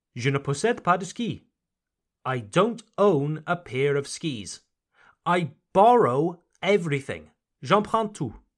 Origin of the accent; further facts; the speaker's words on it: Wales, United Kingdom; now in Mulhouse, France; My home country, Wales, Le Pays de Galles